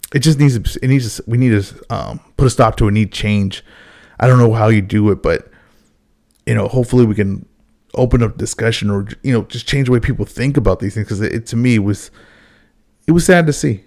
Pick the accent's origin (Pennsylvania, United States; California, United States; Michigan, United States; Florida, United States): California, United States; Los Angeles; I've always lived in California, I've always lived in L